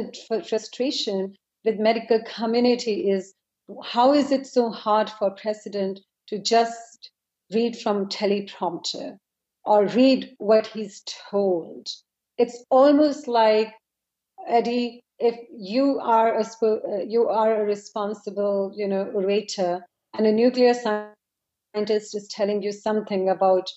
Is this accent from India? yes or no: yes; India; now in United States; I'm from India